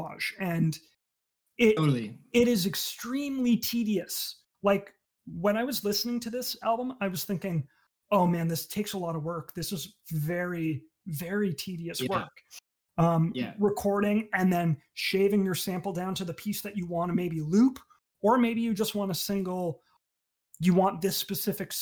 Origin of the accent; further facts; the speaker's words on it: Sarnia, Ontario, Canada; growing up in Sarnia, there's no scene for that.